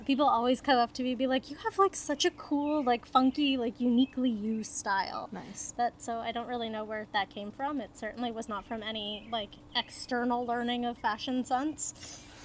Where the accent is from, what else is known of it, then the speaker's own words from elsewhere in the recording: Toronto, Ontario, Canada; moved away; I'm originally from Toronto